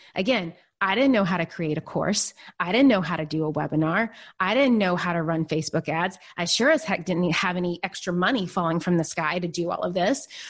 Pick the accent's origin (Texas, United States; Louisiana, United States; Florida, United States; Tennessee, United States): Tennessee, United States; Nashville; born or raised there; moved away as an adult; also born or lived in New York City